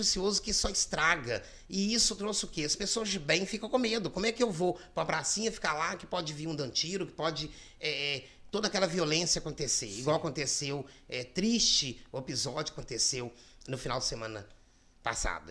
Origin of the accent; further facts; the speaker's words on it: Brazil; sou do Pacheco. Comecei é, minha infância é de lá, nasci lá, e amo Pacheco. Então é um bairro que, é, assim, eu, eu cresci lá